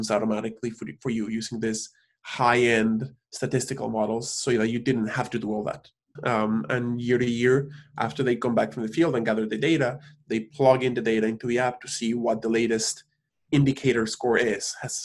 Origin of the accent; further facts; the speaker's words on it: Cancun, Quintana Roo, Mexico; moved away; also born or lived in Mexico City, Mexico; even though I was born in Mexico City, I was raised in Cancun.